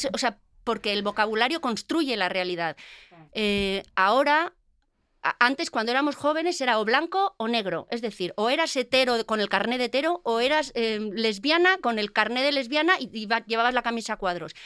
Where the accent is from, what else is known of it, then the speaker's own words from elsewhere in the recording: Basque Country, Spain; como buena vasca